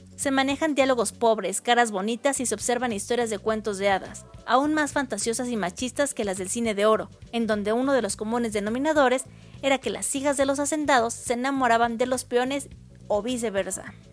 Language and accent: Spanish; Mexico